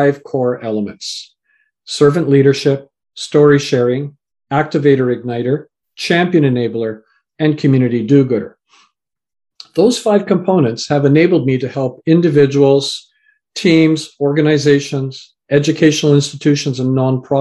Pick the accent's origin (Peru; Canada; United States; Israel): Canada; also born or lived in England; So I was born in England, raised in Canada, and my parents come from Fiji Islands